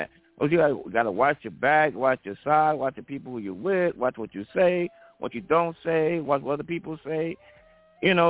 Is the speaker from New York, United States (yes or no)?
yes; New York City, New York, United States; my hometown of Brooklyn